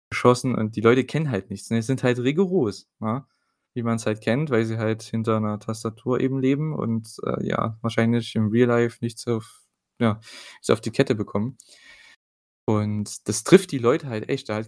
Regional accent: East Germany, Germany; muss ja mal ein bisschen äh, Wortgewandtheit hier reinbringen, vor allem von mir als Ostdeutscher.

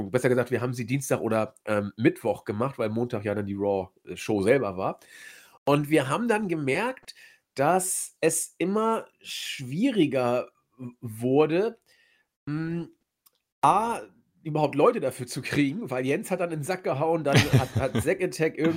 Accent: Hamburg, Germany; naja, ich komme ja aus Hamburg. Ich habe natürlich wieder das Astra, die Kiezmische.

